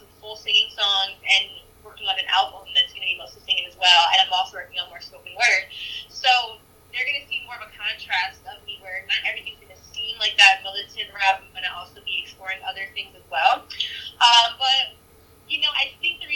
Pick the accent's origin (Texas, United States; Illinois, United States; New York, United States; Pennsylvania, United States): New York, United States; I'm from New York